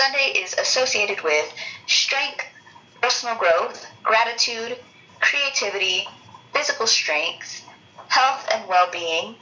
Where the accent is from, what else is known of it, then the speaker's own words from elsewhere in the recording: United States; I'm an American